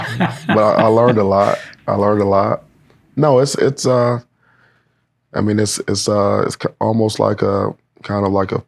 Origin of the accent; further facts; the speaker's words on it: Cleveland, Ohio, United States; also born or lived in Wisconsin; you know, I'm from Cleveland. I went to Wisconsin. You know, I'm a Big Ten guy